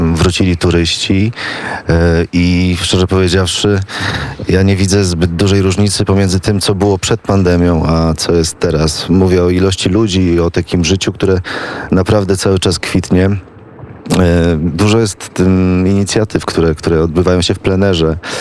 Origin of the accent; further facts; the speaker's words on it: Gdańsk, Pomeranian Voivodeship, Poland; moved away as an adult; now in Kraków, Poland; Ja jestem z, pół, z północy, z Gdańska